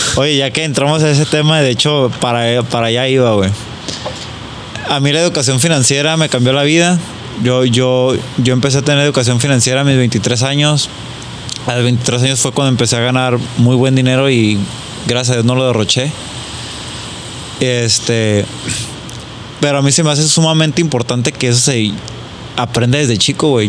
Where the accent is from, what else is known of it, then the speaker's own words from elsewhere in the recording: Mexico; nosotros como mexicanos o como latinos